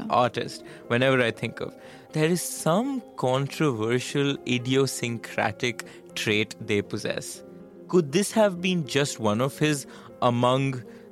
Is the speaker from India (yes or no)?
yes; India; I'm an Indian